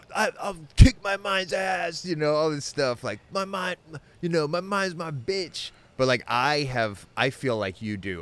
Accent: United States; I'm from America

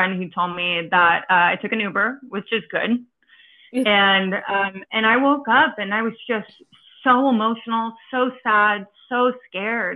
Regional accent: New York City, New York, United States; moved away as an adult; also born or lived in East Coast / Florida; I am from New York City

